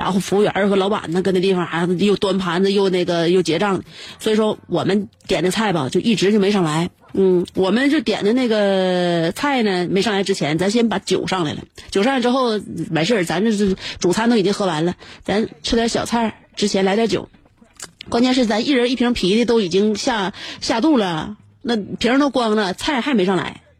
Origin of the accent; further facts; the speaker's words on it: northern China, China; 就是说，作为北方人呢，你看啊，北方人长得是不开阔，高鼻大梁的